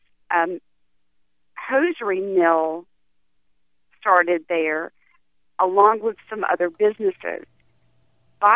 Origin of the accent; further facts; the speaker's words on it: High Point, North Carolina, United States; I grew up in High Point